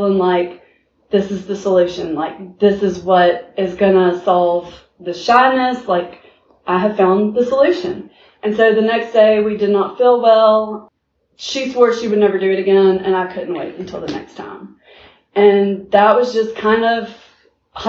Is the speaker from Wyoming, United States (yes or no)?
no; Montgomery, Alabama, United States; I was born and raised here in Montgomery, Alabama